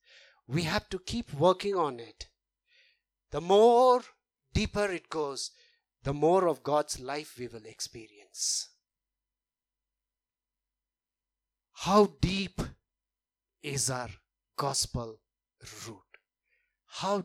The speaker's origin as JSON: {"language": "English", "country": "India", "moved": "yes", "said": "we come from India, so we are very familiar with caste system"}